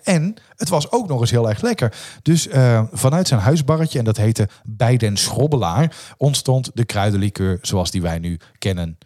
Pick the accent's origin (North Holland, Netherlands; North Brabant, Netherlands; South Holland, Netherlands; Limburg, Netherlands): North Brabant, Netherlands; Dongen; also born or lived in Oosterhout / Tilburg; ik ben eh, opgegroeid in Dongen.